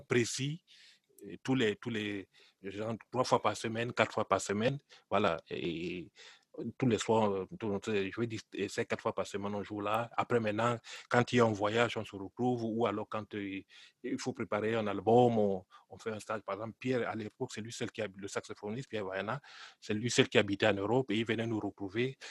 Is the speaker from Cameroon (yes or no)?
yes; Cameroon; je suis né au Cameroun. Je suis d'origine camerounaise